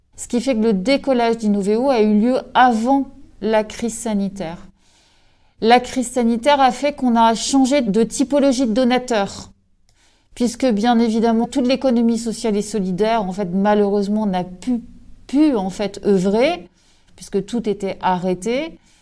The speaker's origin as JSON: {"language": "French", "town": "Brest", "region": "Brittany", "country": "France"}